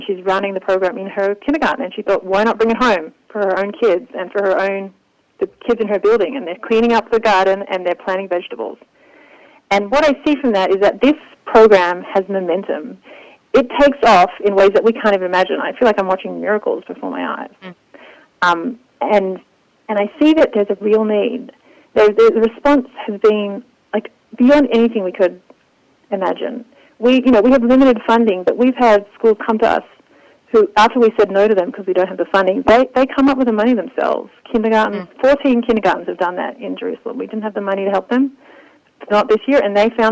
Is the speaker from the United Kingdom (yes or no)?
no; Australia; now in Israel; I grew up in Australia